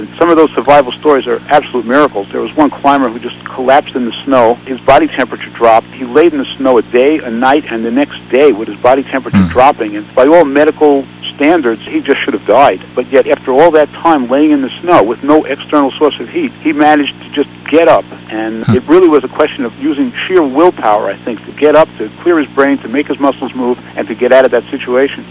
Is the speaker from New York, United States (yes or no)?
yes; New York, United States; I grew up in New York in the Bronx in apartment houses